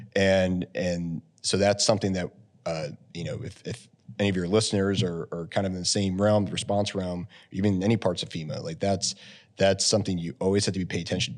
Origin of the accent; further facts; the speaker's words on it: Wellsboro, Pennsylvania, United States; also born or lived in Lock Haven, Pennsylvania; I grew up in Wellsboro, Pennsylvania, uh, up in the Tioga County